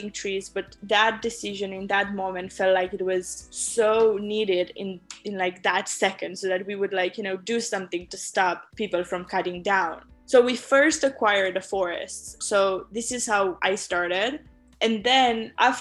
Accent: Romania; now in San Francisco, United States; I was born in Romania.

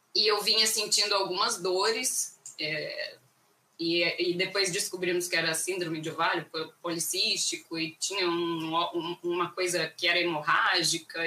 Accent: Cuiabá, Mato Grosso, Brazil; moved away as an adult; Eu sou de Cuiabá, Mato Grosso, nascida e criada lá e morei lá 38 anos da minha vida sem arredar o pé para lugar nenhum

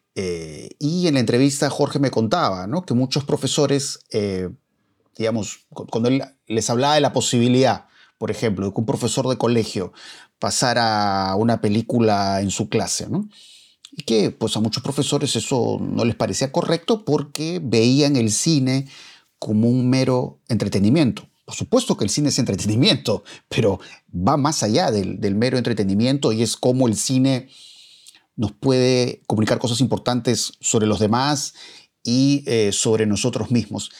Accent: Peru; quienes somos peruanos

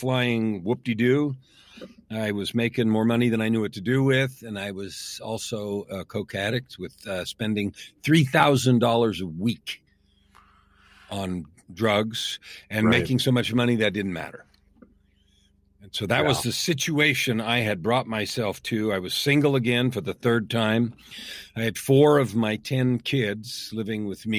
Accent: San Francisco, California, United States; I was born in San Francisco, grew up in the San Francisco Bay Area

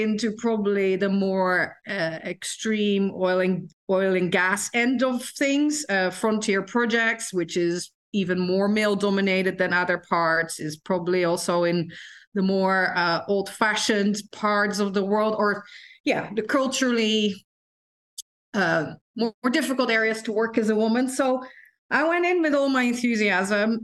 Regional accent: Netherlands; moved away as an adult; I grew up in the Netherlands, and I grew up in one of the few towns in the Netherlands that has a boarding school

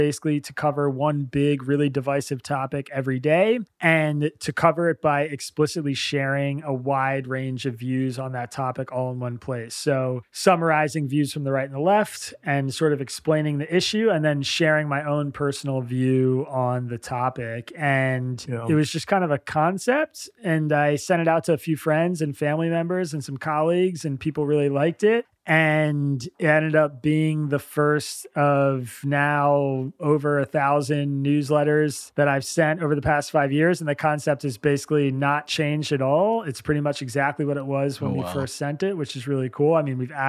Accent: United States; I'm an American Jew, and a lot of my friends are, you know, Jews who live here

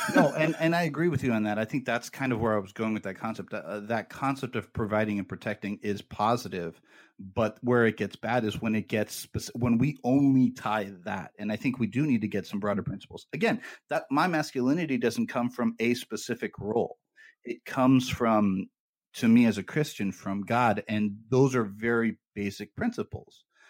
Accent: United States; I'm an American

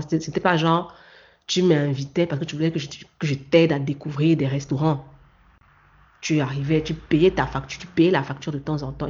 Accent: Cameroon; moved away; mon origine camerounaise

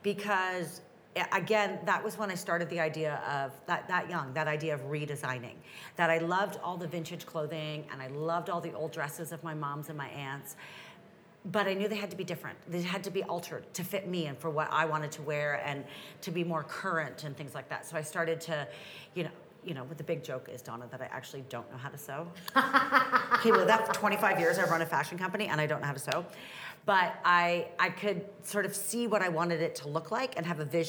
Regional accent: Toronto, Ontario, Canada; Well, I grew up in Toronto. I actually grew up in Scarborough

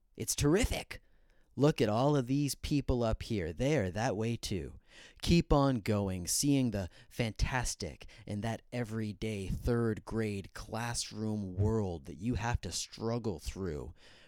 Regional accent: Arlington, Virginia, United States; I grew up in Virginia, just in the Washington, D.C. area, Arlington

